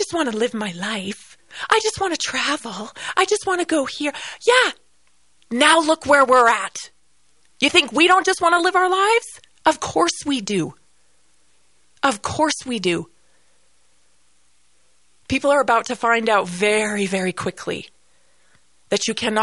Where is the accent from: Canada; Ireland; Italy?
Canada; moved away; I am Canadian